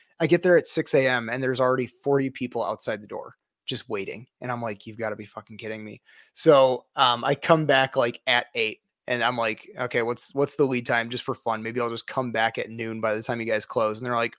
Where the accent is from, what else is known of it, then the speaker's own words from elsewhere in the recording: Rockford, Illinois, United States; My parents are from Des Plaines. I'm from the Rockford area.